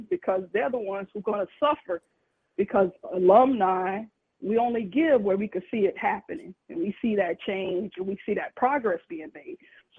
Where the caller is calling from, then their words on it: New York, United States; calling from New York.